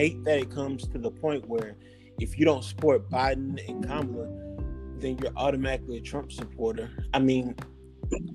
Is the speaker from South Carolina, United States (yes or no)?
yes; Columbia, South Carolina, United States; now in Atlanta, United States; I'm originally from Columbia, South Carolina. Right now, I'm residing in Atlanta, Georgia